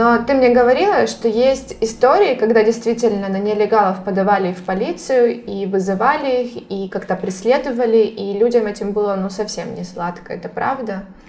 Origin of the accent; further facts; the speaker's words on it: Horishni Plavni, Poltava Oblast, Ukraine; moved away as an adult; now in Spain; Да, я родилась в Полтавской области, город Гриш Нижние Плавни, на берегу Днепра